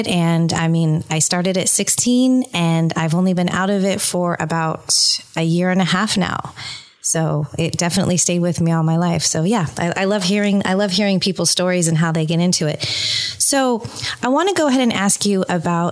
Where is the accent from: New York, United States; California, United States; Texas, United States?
California, United States; San Francisco Bay Area; I grew up in the San Francisco Bay Area